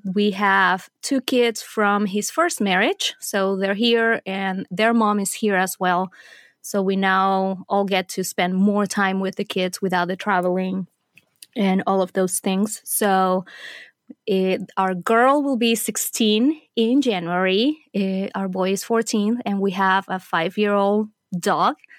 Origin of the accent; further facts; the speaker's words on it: Venezuela; moved away as an adult; also born or lived in Middle East; I was born and raised in Venezuela. I lived there until I was done with college.